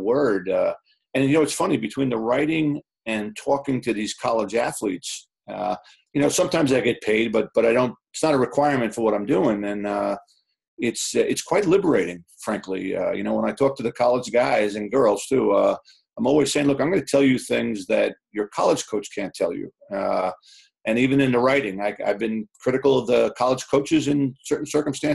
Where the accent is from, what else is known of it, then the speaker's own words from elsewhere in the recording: Long Island, New York, United States; moved away as an adult; Growing up on Long Island